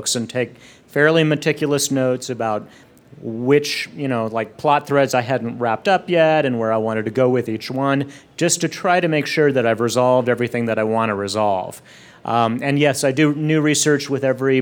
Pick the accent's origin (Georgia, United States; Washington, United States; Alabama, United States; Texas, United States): Texas, United States; I'm from Texas